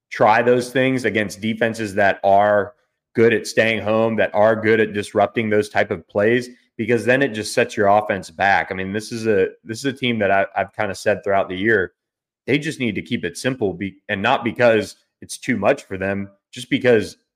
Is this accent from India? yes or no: no; Florida, United States; I grew up in Florida.